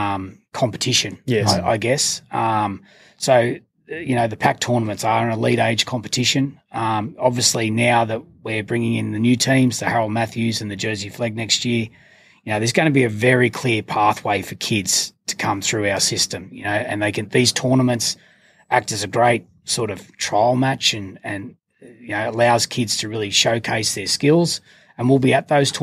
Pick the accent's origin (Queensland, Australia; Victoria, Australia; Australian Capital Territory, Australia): Australian Capital Territory, Australia; Canberra; moved away; I was a Canberra boy. I grew up in Canberra.